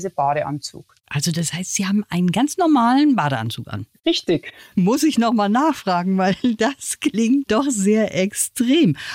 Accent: Chiemsee, Bavaria, Germany; born or raised there; now in Burghausen, Germany

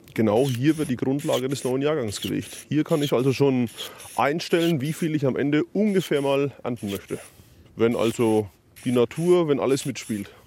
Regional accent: Iphofen, Bavaria, Germany; Ich selber bin ja aus Iphofen

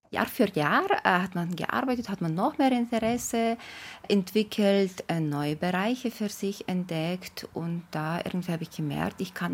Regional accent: Ukraine; German is a second language; moved away as an adult; now in Germany; Ich komme aus der Ukraine, bin seit 2006 äh, in Deutschland, habe in der Ukraine BWL studiert und auch zwei Jahre gearbeitet. Genau danach habe ich meinen Mann kennengelernt und bin nach Deutschland gekommen.

